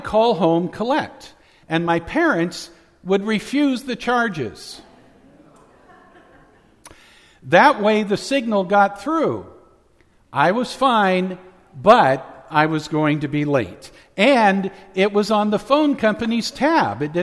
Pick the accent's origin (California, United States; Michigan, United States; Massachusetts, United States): California, United States; Central Valley; When I was growing up in the Central Valley, there were some nights that we had really thick, dense pea soup-like fog